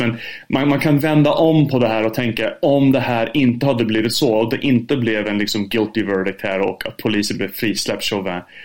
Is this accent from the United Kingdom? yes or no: yes; United Kingdom; also born or lived in United States; now in Sweden; Jag är uppväxt i Storbritannien också, bodde både i USA och Storbritannien